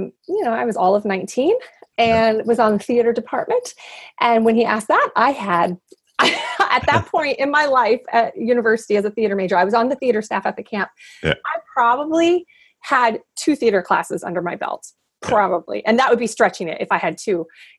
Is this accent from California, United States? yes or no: no; Indiana, United States; moved away; also born or lived in New Hampshire / Minnesota; I grew up in Indiana in the Midwest